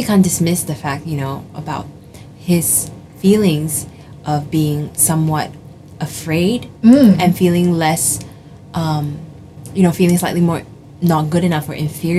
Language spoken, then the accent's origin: English; India; because I am not Chinese, because I'm Indian, right?